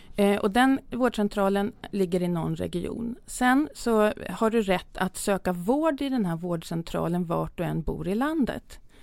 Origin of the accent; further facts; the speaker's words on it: Södertälje, Stockholm County, Sweden; Jag är uppväxt i Södertälje